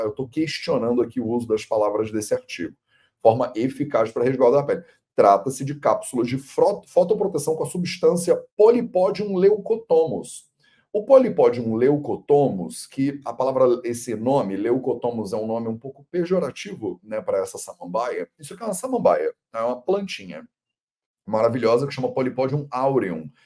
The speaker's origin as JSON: {"language": "Portuguese", "region": "Rio de Janeiro", "country": "Brazil", "said": "Eu sou carioca"}